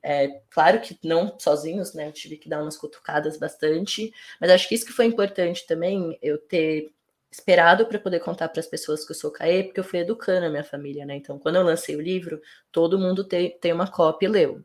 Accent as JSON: {"language": "Portuguese", "region": "São Paulo", "country": "Brazil", "tie": "born or raised there", "said": "Eu sou cria da Vila Nova Cachoeirinha, que é uma das quebradas aqui é, de São Paulo, zona norte de São Paulo."}